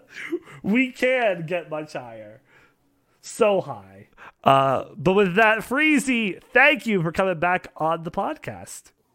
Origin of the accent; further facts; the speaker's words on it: Canada; being Canadian